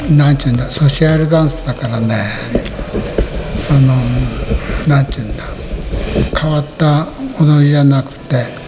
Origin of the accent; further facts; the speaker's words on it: Shimizu, Hokkaido, Japan; moved away as an adult; now in Sarabetsu, Japan; 出身は清水町です